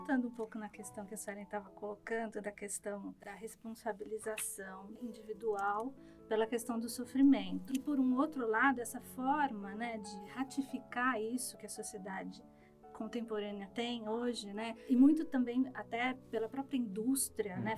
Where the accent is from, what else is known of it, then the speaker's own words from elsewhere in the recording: São Bernardo do Campo, São Paulo, Brazil; eu sou de São Bernardo, cursei escola pública até o ensino médio